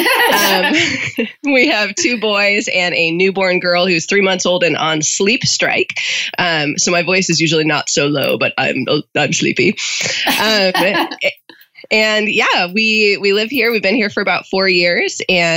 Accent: Northwoods of Wisconsin, United States; moved away as an adult; now in Orange County, California, United States; I'm not from here. I'm from the Northwoods of Wisconsin

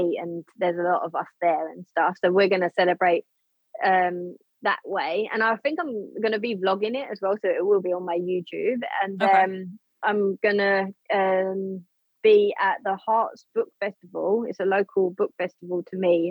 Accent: United Kingdom; I am British

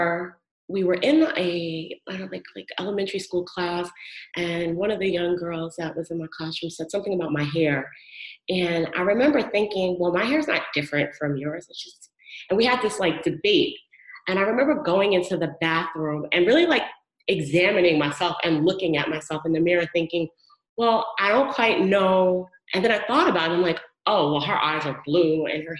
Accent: Long Beach, New York, United States; I was born and raised in Long Island, Long Beach, Long Island to be specific.

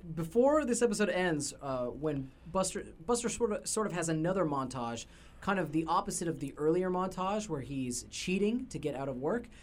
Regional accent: Canada; we're Canadian

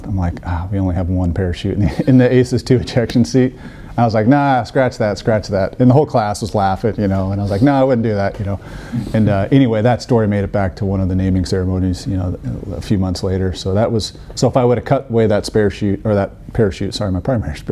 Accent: Colorado, United States; I grew up in Colorado

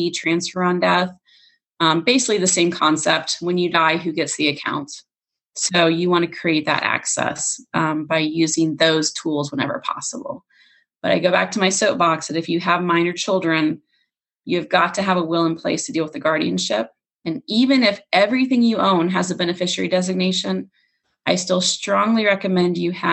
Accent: Florida, United States; I'm from Florida

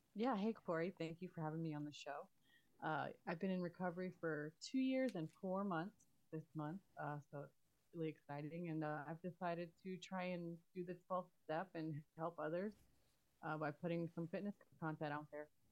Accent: Texas, United States; also born or lived in Queens, New York / Florida; and then we moved to Texas, and I grew up here.

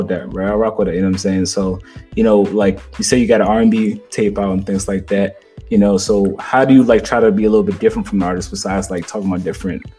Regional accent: Maryland, United States; now in Atlanta, United States; I'm really from Maryland, but I'm in Atlanta right now

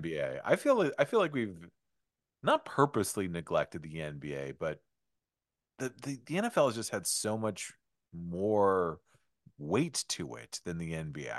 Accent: Detroit, Michigan, United States; growing up in Detroit, I grew up with the Bad Boy Pistons.

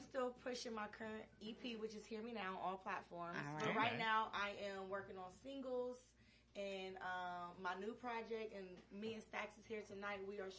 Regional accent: Columbus, Ohio, United States; moved away as an adult; now in Atlanta, United States; I was born and raised Columbus, Ohio.

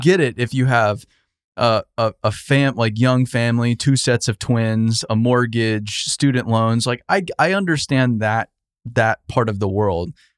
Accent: Arizona, United States; moved away as an adult; I moved away from Arizona

